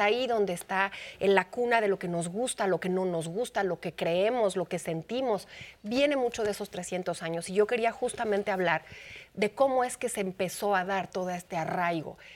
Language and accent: Spanish; Mexico; cómo somos los mexicanos, las mexicanas